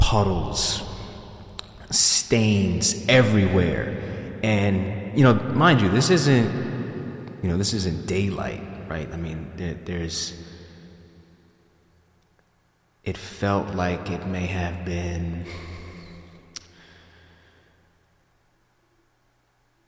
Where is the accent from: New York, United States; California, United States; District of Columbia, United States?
New York, United States; Yonkers; I was born in Yonkers, New York, December 16th, 1992.